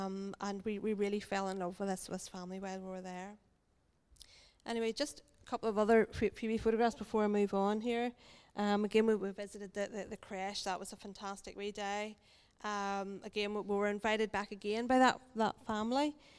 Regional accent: Ireland; because we're from Ireland, we don't get to sit outside very often.

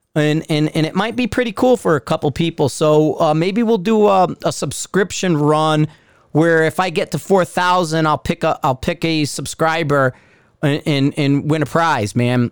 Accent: Bridgeport, Connecticut, United States; also born or lived in Fairfield County, Connecticut; now in Denver, United States; I'm from Bridgeport

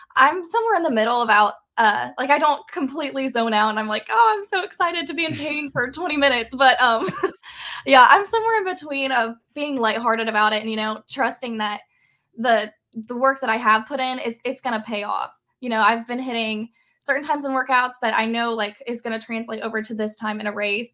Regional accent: Parkersburg, West Virginia, United States; a state that I'm, you know, was born in. I've lived my whole life. I'm from West Virginia. I'm from Parkersburg.

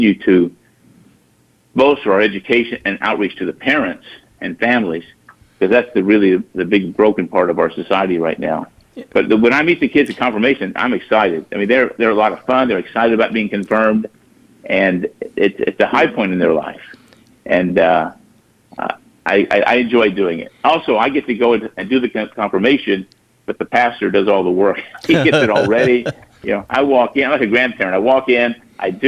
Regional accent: Dallas, Texas, United States; now in Baton Rouge, United States; I go to Dallas, my hometown

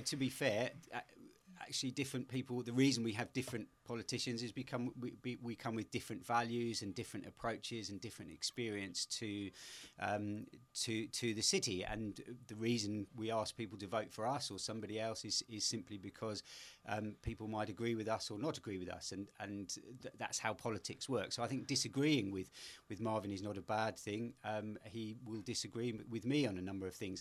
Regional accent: London, United Kingdom; moved away as an adult; now in Bristol, United Kingdom; I grew up in the middle of London, uh, in Pimlico

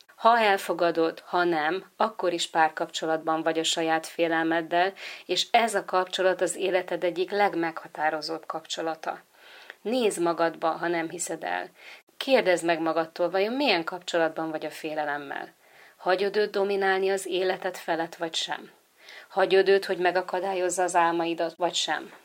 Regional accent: Hungary; Magyarországon születtem, és itt is nevelkedtem

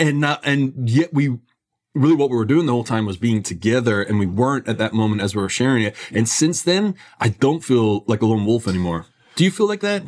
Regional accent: Scotland, United Kingdom; I grew up in Scotland

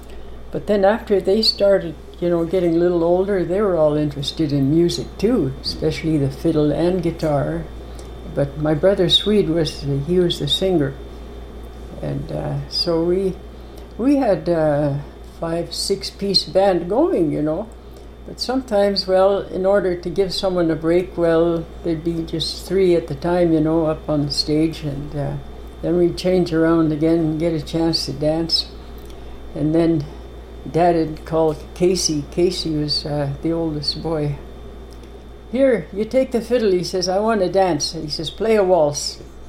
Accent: High Prairie, Alberta, Canada; High Prairie, Alberta. It's about 250 miles northwest of Edmonton, approximately.

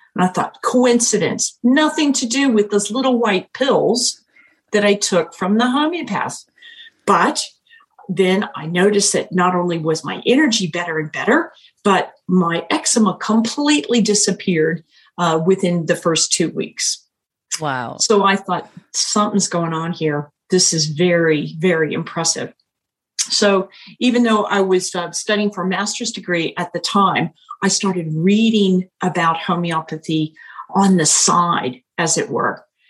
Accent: United States; moved away as an adult; now in New Zealand; an American by birth and culture and education

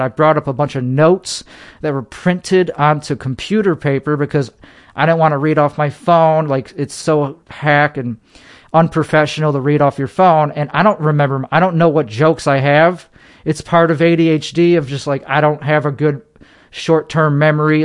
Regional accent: Chicago, Illinois, United States; now in Texas, United States; Chicagoland is where I current, is where I was born.

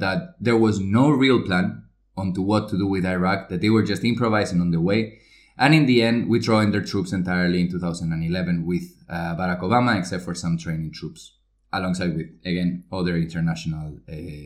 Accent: Spain; I'm from Spain.

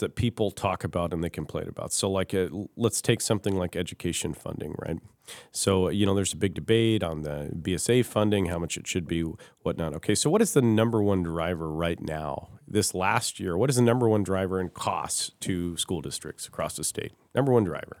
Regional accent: Kirkland, Washington, United States; now in Fairbanks, United States; I grew up in Washington State in uh, city of Kirkland in kind of the suburbs.

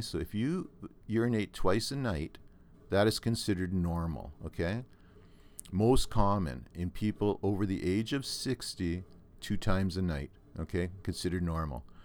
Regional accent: Thunder Bay, Ontario, Canada; I grew up in Thunder Bay

